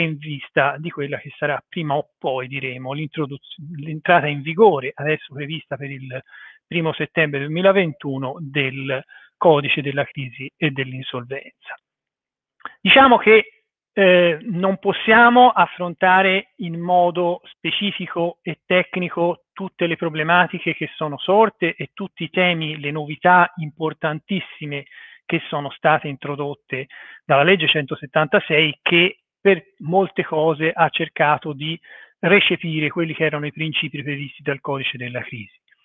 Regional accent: Florence, Tuscany, Italy; fiorentino come me

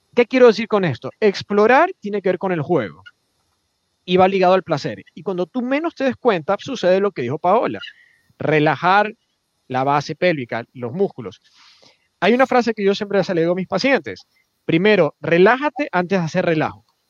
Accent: Ecuador; como latinoamericanos, no solo ecuatorianos

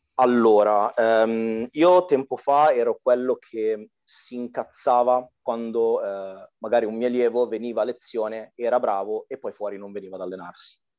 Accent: Arcore, Lombardy, Italy; sono della Brianza

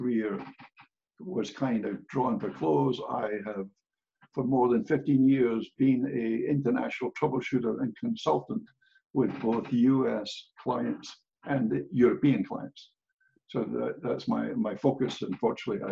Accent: Scotland, United Kingdom; moved away as an adult; now in United States; I grew up, obviously, I grew up in Scotland

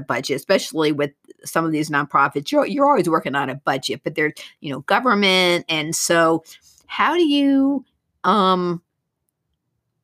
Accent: New York, United States; now in Memphis, United States; I'm from New York

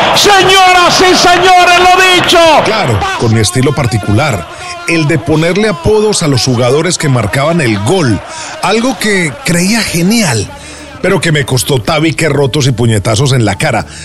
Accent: Medellín, Antioquia, Colombia; Nací en Medellín, Colombia, en un hogar donde nadie se había dedicado a las comunicaciones.

